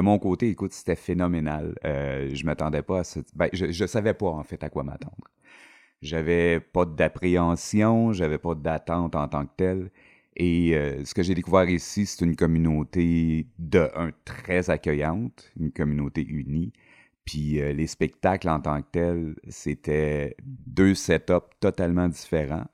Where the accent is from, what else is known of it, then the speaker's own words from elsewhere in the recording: Quebec, Canada; je viens du Québec, toutes mes Saint-Jean, je les avais faites au Québec